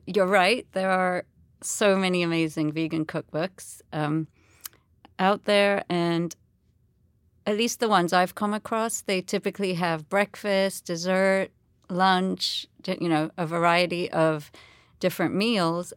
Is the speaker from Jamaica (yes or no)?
yes; Jamaica; moved away; also born or lived in England; I was born in Jamaica. I've lived, you know, I was, grew up there my whole life, um, apart from boarding school in England